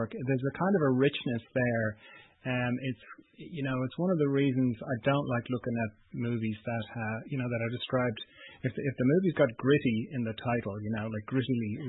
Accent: Ireland; I'm from Ireland

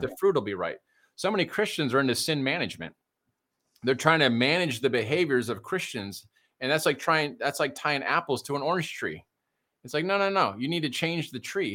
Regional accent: Detroit, Michigan, United States; I grew up in Detroit. Well, it was a white suburb of Detroit

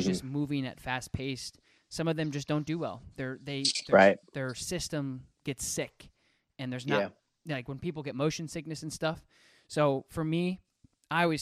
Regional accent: Colorado, United States; I was born in Colorado.

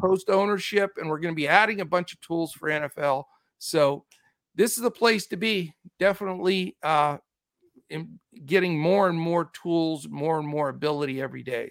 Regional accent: California, United States; I am boy from Cali

